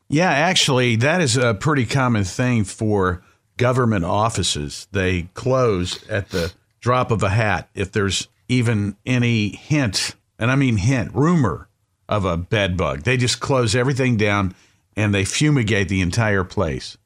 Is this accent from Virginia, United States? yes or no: no; Cleveland, Ohio, United States; I'm from Cleveland